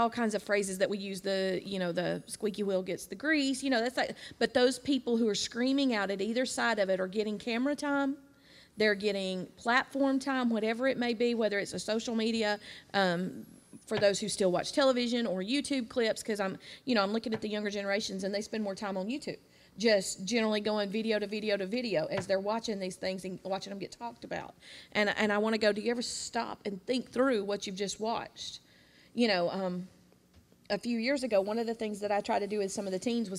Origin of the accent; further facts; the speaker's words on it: Jacksonville, United States; I grew up in Jacksonville.